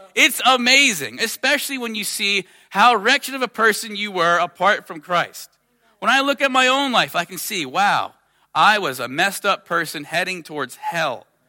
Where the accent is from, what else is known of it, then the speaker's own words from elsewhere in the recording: United States; I'm from America